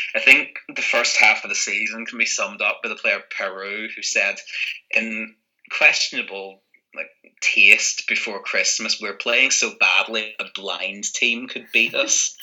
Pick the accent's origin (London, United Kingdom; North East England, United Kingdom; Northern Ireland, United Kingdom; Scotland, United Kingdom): Northern Ireland, United Kingdom; moved away as an adult; also born or lived in Santiago de Compostela, Spain; now in Madrid, Spain; I grew up in Northern Ireland.